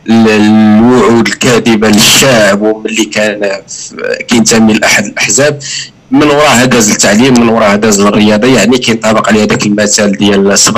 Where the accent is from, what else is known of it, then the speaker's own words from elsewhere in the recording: Casablanca, Casablanca-Settat, Morocco; كما كيديروا شي الترات عندنا في كازا